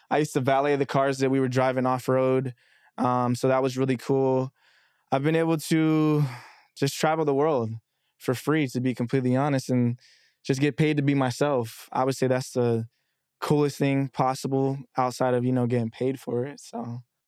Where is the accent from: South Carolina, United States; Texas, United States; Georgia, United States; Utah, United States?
Texas, United States; Dallas; moved away as an adult; also born or lived in Texarkana, Arkansas; now in New York, United States; I'm originally from Texarkana, Arkansas, but I've lived in Dallas since I was nine, so technically, I tell people I'm from Dallas